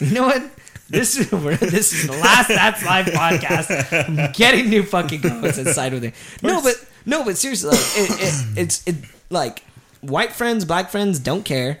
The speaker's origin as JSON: {"language": "English", "town": "South Gate", "region": "California", "country": "United States", "tie": "born or raised there", "said": "I was born brown, so I like brown. I don't know. Maybe it's because I grew up in like Southgate and like it was nothing but brown people"}